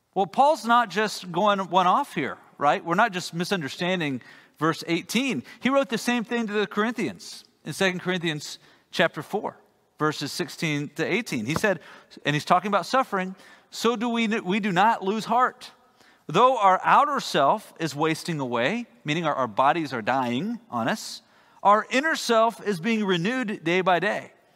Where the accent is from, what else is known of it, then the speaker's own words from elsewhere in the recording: Texas, United States; as a Texan